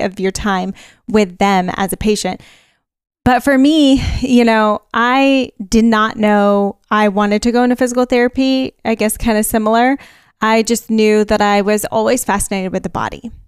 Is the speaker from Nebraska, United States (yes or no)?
no; California, United States; I'm from California